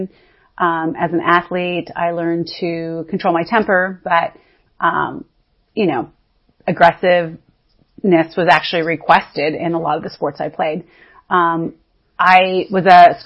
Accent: Northern California, United States; I was born in Northern California to a very strong, independent woman

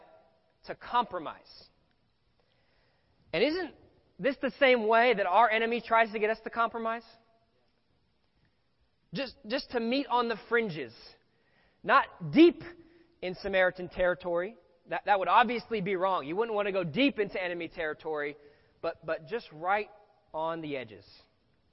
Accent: Los Angeles, California, United States; I grew up here in Los Angeles

